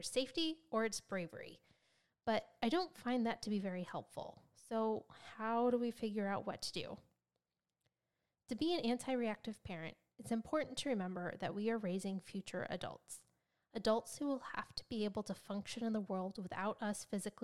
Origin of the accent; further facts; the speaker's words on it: United States; as an American